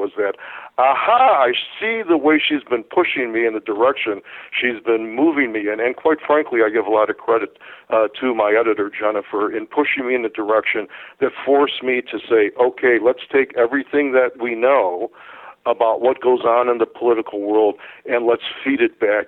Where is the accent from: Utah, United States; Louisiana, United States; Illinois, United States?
Illinois, United States; Chicago; I'm from Chicago